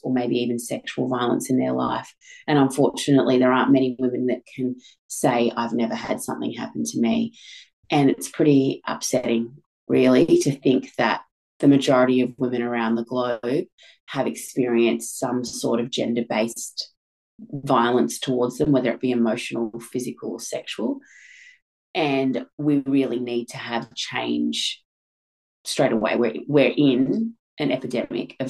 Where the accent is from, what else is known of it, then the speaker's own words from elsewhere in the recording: Australia; I'm from Australia.